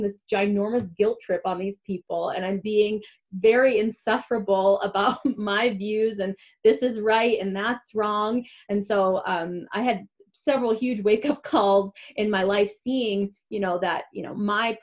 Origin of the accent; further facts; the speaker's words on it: Michigan, United States; moved away; also born or lived in Atlanta; Every break when I came from Atlanta to Michigan to come home to my family